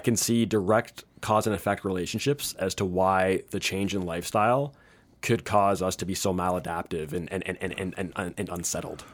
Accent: Canada; moved away; I'm Canadian. I'm from he, uh, I moved here. All my family's up there

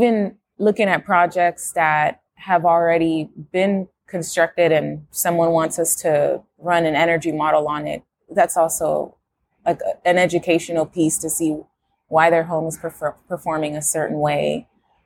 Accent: Houston, Texas, United States; I'm from Houston

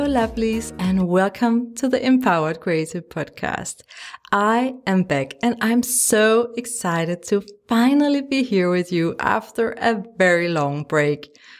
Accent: Denmark; English is a second language; If you wonder about my funny accent, it's because I'm from Denmark, a tiny country in Europe

